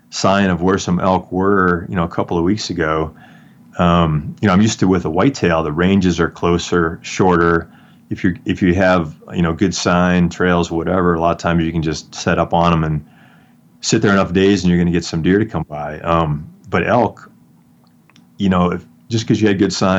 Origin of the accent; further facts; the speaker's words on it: Wisconsin, United States; moved away as an adult; now in Colorado, United States; I grew up in Wisconsin hunting whitetails